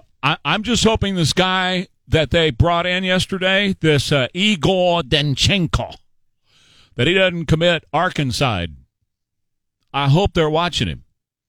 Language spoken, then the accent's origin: English; Northeast side, Texas, United States; growing up on the Northeast side